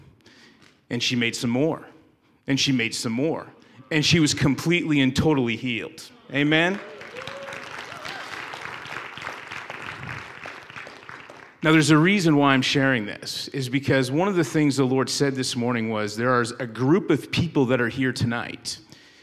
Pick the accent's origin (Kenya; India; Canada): Canada; moved away as an adult; now in United States; I was born and raised in Canada and moved to the States because I married a woman from West Virginia